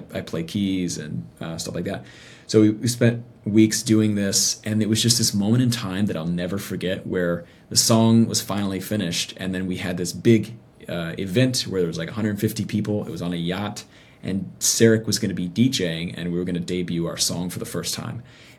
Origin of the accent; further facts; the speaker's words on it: the South, United States; I mean, I came from the South. So like religion and church and something was so baked into our culture.